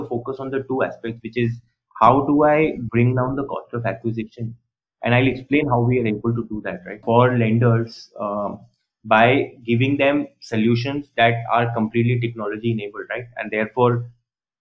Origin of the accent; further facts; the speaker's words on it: Rajasthan, India; I am from Rajasthan